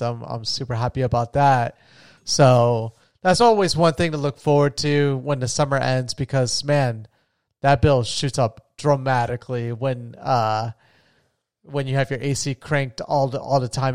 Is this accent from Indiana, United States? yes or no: no; Florida, United States; I grew up in Florida